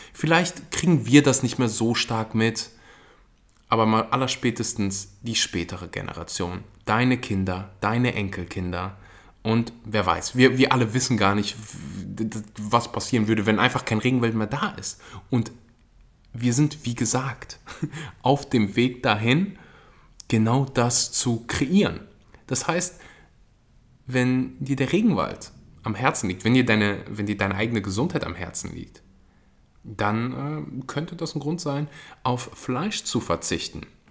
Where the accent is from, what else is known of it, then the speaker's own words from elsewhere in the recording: Germany; bei uns in Deutschland